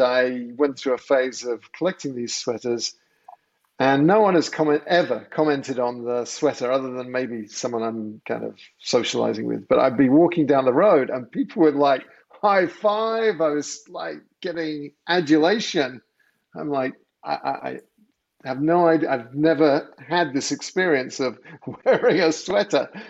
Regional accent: England, United Kingdom; moved away as an adult; now in United States; I grew up in England

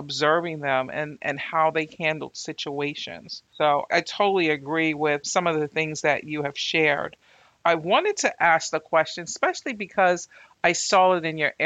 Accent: Northeast Corridor, United States; we're in the Northeast Corridor.

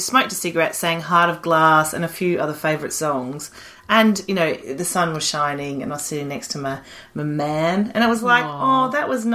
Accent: Australia; moved away as an adult; now in United Kingdom; I grew up in Australia

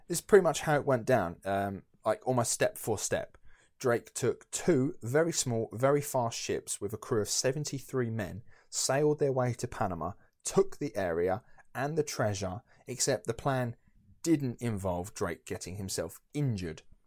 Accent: Essex, East of England, United Kingdom; I'm from Essex

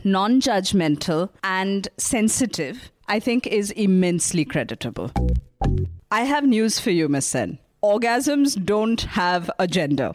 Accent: India; as an Indian

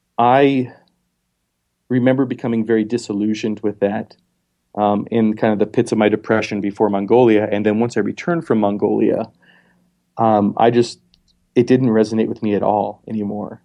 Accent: Montana, United States; moved away; also born or lived in Philadelphia / South Dakota; I was born in Montana

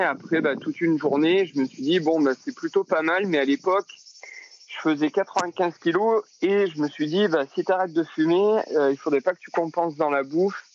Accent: Châteauneuf-de-Gadagne, Provence-Alpes-Côte d'Azur, France; moved away as an adult; also born or lived in Cavaillon; now in Lyon, France; je suis originaire du sud de la France, un petit village entre Avignon et Lille sur la sorte qui s'appelle Châteauneuf-de-Gadagne, où j'ai grandi. J'ai passé toute mon enfance ici

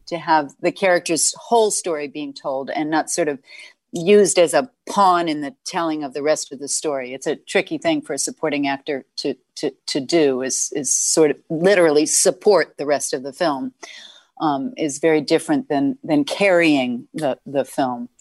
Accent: New York, United States; I was born in Manhattan

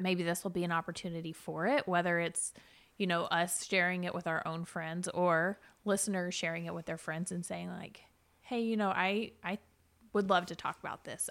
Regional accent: Chattanooga, Tennessee, United States; born and raised in Chattanooga, lived here my whole life

